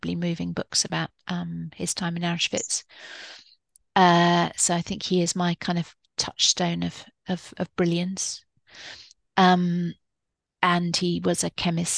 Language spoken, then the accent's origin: English; Edinburgh, Scotland, United Kingdom; I grew up in Edinburgh